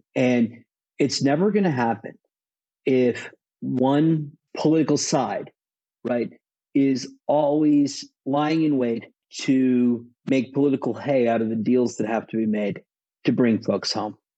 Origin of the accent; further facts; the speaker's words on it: United States; as an American